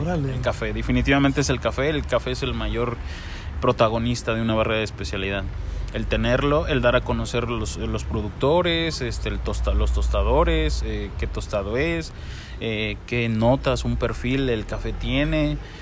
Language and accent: Spanish; Mexico; nuestro café mexicano